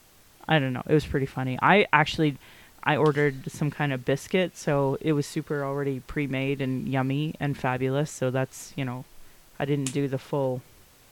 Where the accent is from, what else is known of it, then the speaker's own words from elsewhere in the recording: Calgary, Alberta, Canada; I'm from Calgary, and we have Wi-Fi basically everywhere